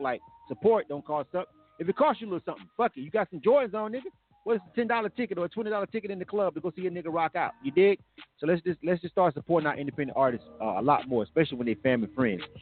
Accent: Panama City, Florida, United States; moved away as an adult; now in Atlanta, United States; I'm from Florida. I'm actually from Panama City. I'm born and raised

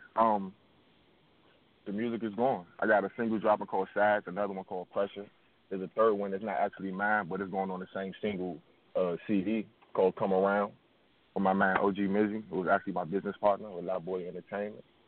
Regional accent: Washington, District of Columbia, United States; I'm from, I'm from Washington D.C. and the northeast region, a little part of town called River Terrace

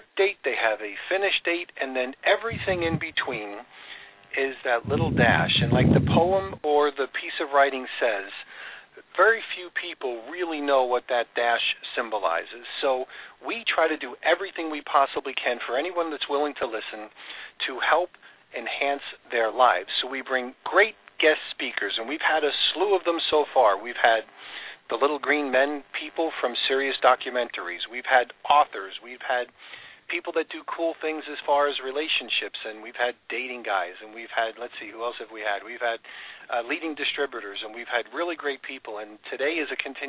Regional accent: New York, United States; I grew up in New York

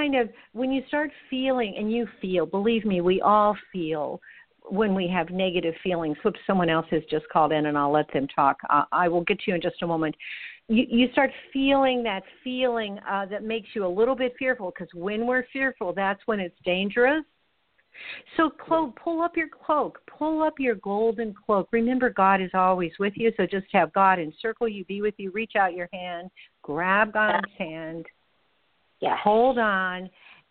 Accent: Los Angeles, California, United States; when I was a kid in Los Angeles

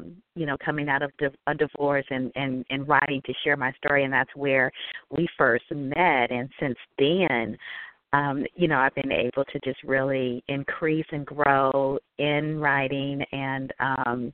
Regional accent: Northern California, United States; I grew up in Northern California

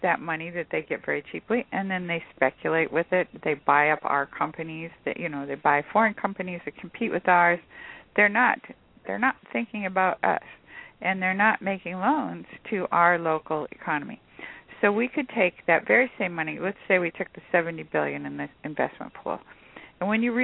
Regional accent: California, United States; I'm from California

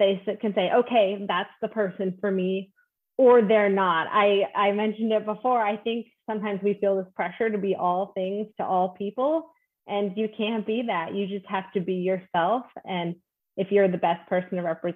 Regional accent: Alaska, United States; now in Washington, United States; I'm from Alaska

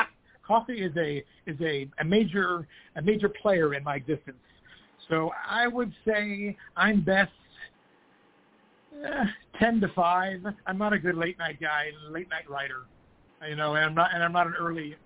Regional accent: California, United States; being a California guy

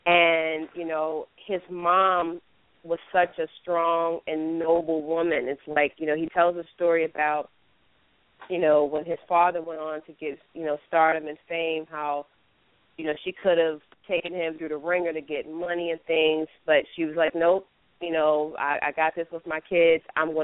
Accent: Baltimore, Maryland, United States; moved away as an adult; now in New York, United States; I'm originally from Baltimore, Maryland. I've been in New York now. January will be 15 years

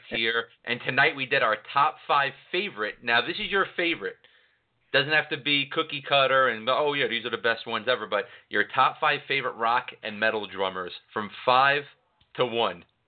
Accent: New York, United States; now in Philadelphia, United States; I'm originally from New York

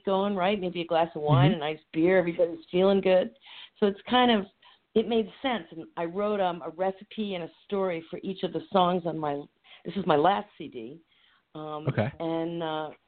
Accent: New York, United States; also born or lived in Maryland; now in Phoenixville, United States; I grew up in New York

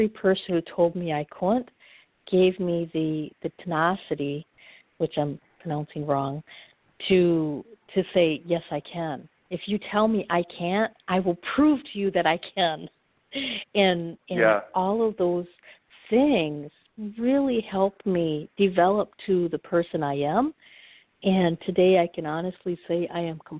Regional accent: Upper Michigan, United States; I'm from Upper Michigan

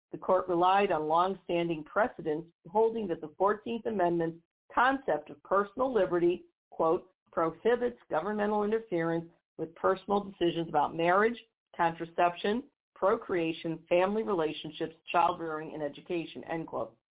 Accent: Missouri, United States; my home state of Missouri

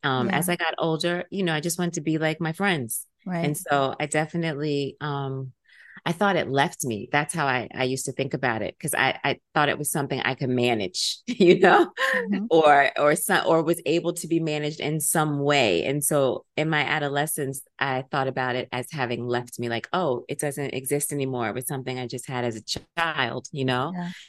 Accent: Silver Spring, Maryland, United States; it's one of the reasons I have a love affair with New York City because I'm from Silver Spring, Maryland.

